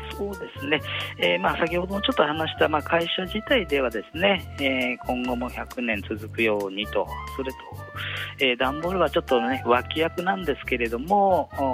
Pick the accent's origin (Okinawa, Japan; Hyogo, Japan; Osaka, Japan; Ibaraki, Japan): Ibaraki, Japan; Tsuchiura; 私も茨城県の土浦市というところの出身でございます。